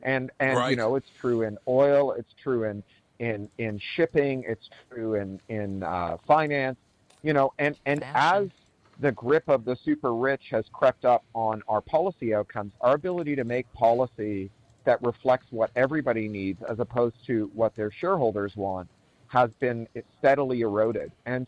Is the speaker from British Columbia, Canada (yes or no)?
no; Toronto, Ontario, Canada; also born or lived in London, United Kingdom; Oh, I grew up in Toronto, and then I lived in London for 13 years.